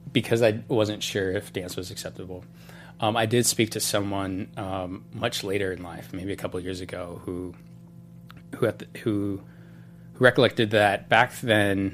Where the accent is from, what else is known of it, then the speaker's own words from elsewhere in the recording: Utah, United States; moved away as an adult; now in Los Angeles, United States; I'm from Utah